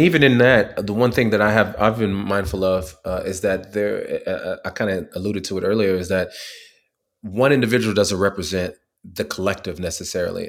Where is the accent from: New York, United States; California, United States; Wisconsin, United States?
California, United States; moved away as an adult; also born or lived in Tuskegee, Alabama; I grew up in California